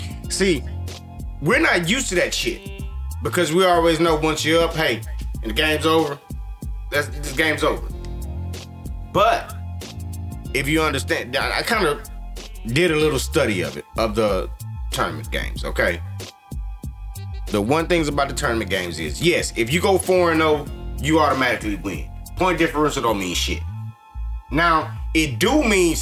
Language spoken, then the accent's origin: English; United States; we're American